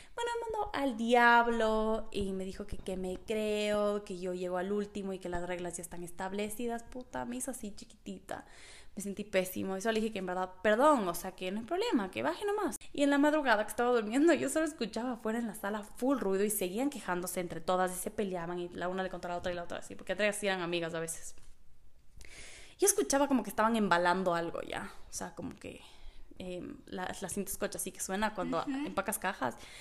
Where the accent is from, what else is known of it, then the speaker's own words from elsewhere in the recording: Ecuador; yo, como soy de Ecuador